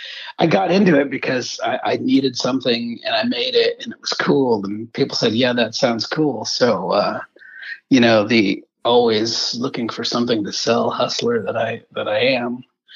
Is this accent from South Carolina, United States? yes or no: yes; Charleston, South Carolina, United States; my wife will say we're from Charleston. And I have to remind her, there are several Charlestons at this end of the continent. So you got to tell them South Carolina.